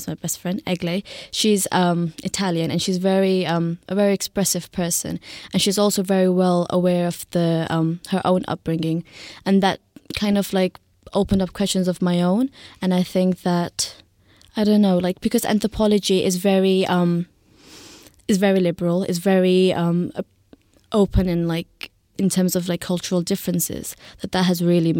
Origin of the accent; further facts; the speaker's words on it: Hyderabad, Sindh, Pakistan; also born or lived in Zimbabwe; now in United Kingdom; I grew up in Pakistan, in Hyderabad. I was born there and then I moved to Zimbabwe. And then I lived in, moved around quite a lot in the UK.